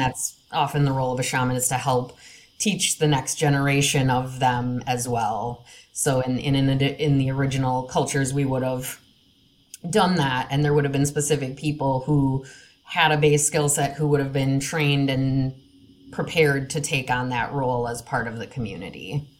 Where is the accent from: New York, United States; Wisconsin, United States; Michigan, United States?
Wisconsin, United States; now in Minnesota, United States; I grew up in Wisconsin